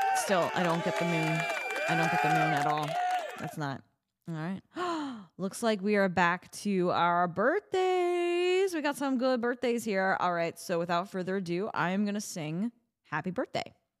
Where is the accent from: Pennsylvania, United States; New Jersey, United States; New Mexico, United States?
New Jersey, United States; New Jersey. I was born in Jersey